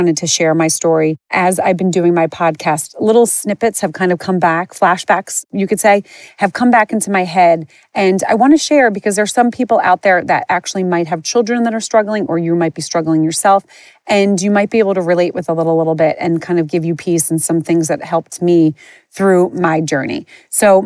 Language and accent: English; Moorestown, New Jersey, United States; I grew up in a town called Morristown, Morestown. People mistake it with Morristown. I grew up outside of Philly, not outside of New York